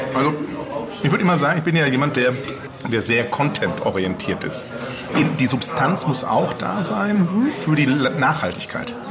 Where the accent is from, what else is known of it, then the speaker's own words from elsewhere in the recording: Ruhr area, North Rhine-Westphalia, Germany; ich komme aus dem Ruhrgebiet. Ich komme aus dem Pott.